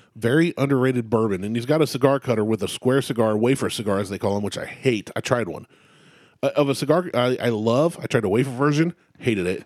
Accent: Ohio, United States; I'm from Ohio

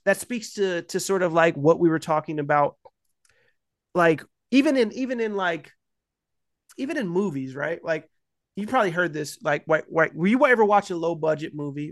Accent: United States; I'm American.

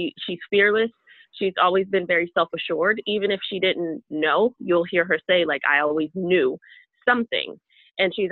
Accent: Chicago, Illinois, United States; now in Florida, United States; I'm originally from Chicago

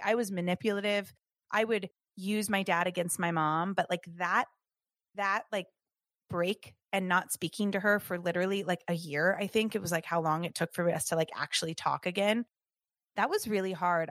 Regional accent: Southern California, United States; I grew up in Southern California

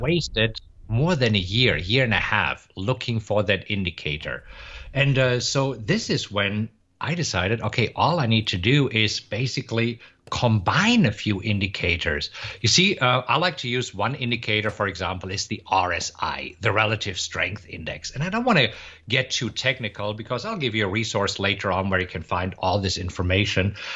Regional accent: Germany; moved away as an adult; also born or lived in Munich, Germany; now in Austin, United States; originally, I am from Germany, but I live in Austin, Texas right now

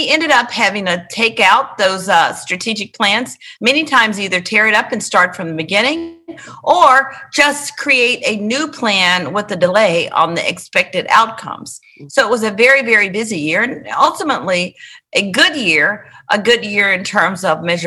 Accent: Memphis, Tennessee, United States; moved away as an adult; now in Nashville, United States; Worthington is the name of the street that I grew up on in Memphis

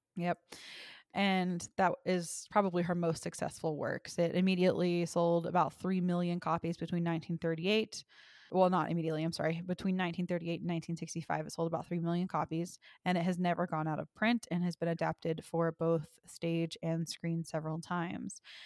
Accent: the South, United States; I'm from the South

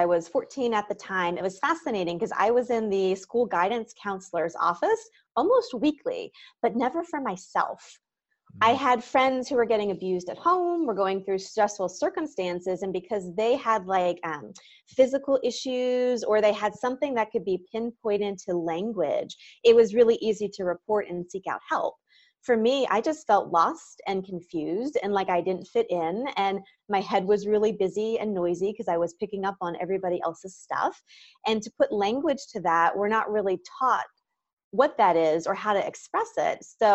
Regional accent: Virginia, United States; now in Los Angeles, United States; I kind of had a normal childhood growing up in Virginia

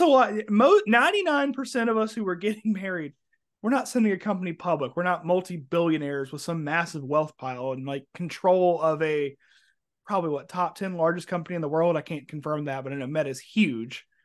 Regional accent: Alabama, United States; moved away; also born or lived in Florida; I'm originally from Alabama.

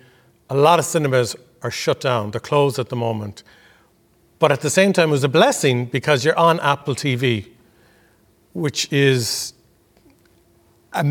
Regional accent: Ireland

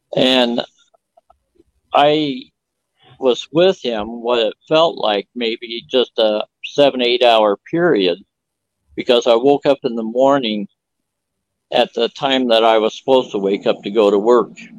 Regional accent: Phoenix, Arizona, United States; I was born in 1949 in Phoenix, Arizona

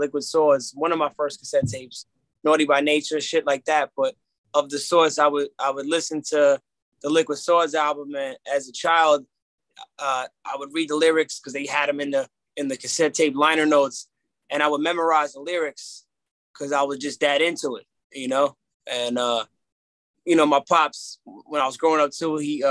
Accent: Newark, New Jersey, United States; also born or lived in Union, New Jersey / Irvington, New Jersey; Born and raised Union, Irvington, Newark, all around that area, around the tri-state area

